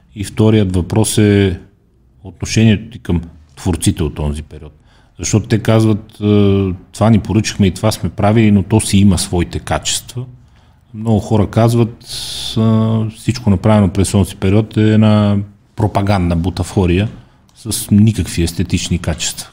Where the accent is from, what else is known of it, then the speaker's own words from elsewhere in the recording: Sofia, Sofia City, Bulgaria; also born or lived in Ravnogor; аз съм израснал тук до, до НДК